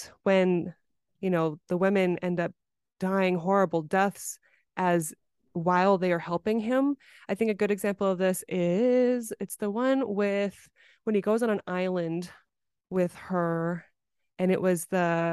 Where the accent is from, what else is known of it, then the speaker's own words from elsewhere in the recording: United States; And I am Asian American